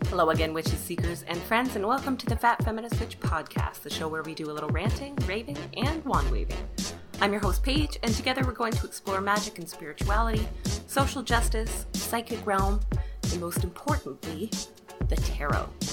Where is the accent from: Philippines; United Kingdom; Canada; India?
Canada; even though I am Canadian, um, my French is awful.